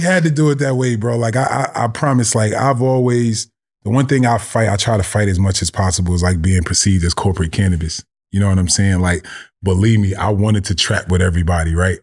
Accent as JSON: {"language": "English", "town": "Orange", "region": "New Jersey", "country": "United States", "tie": "born or raised there", "said": "I grew up in Orange, New Jersey"}